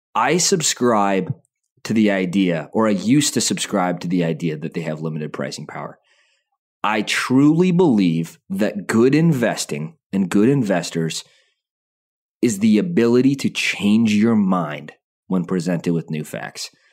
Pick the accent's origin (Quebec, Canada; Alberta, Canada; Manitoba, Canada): Alberta, Canada; Calgary; I was born in Calgary.